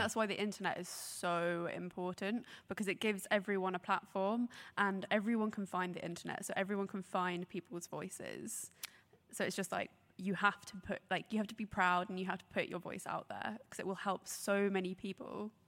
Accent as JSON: {"language": "English", "town": "Brighton", "region": "South East England", "country": "United Kingdom", "tie": "born or raised there", "said": "I grew up in Brighton"}